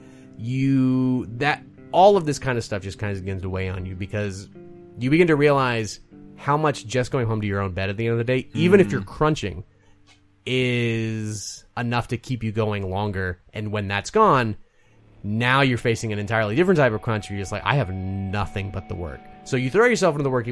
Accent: the South, United States; also born or lived in Berlin; I'm from the South. Food is a very, very big part of our upbringing.

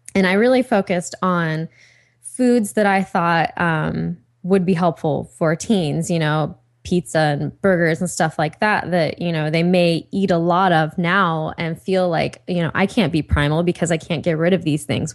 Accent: Ohio, United States; now in Los Angeles, United States; Liz and I, we're both from Ohio

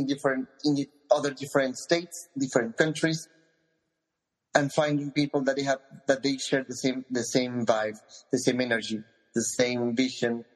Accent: Mexico; accent: Mexican; English is a second language

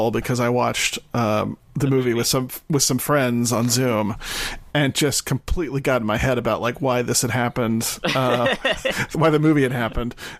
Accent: Texas, United States; moved away; I'm from Texas

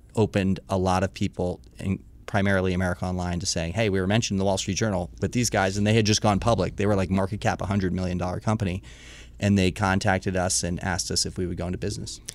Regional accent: Washington, District of Columbia, United States; born or raised there; also born or lived in Missoula, Montana

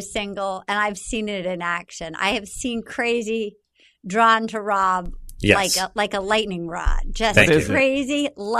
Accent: Rhode Island, United States; Because I've just growing up in Rhode Island, that feels like you don't do that.

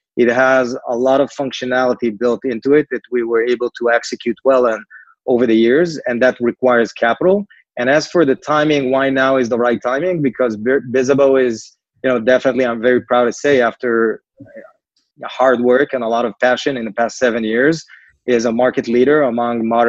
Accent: Israel; accent: Israeli; moved away as an adult; now in New York, United States; Originally, we're from Israel. I guess the name and the accent, you probably picked on

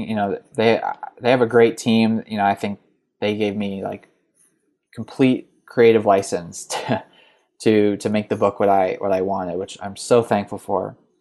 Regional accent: New York, United States; moved away as an adult; also born or lived in Chicago / Cincinnati; I grew up right outside of New York City

